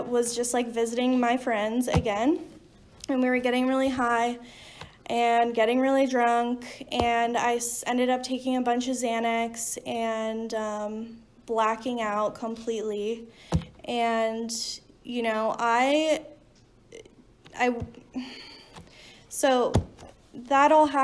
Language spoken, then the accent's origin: English; New Jersey, United States; I'm from New Jersey